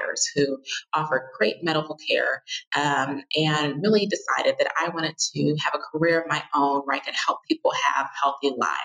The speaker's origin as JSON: {"language": "English", "town": "Naperville", "region": "Illinois", "country": "United States", "tie": "born or raised there", "said": "my hometown of Naperville"}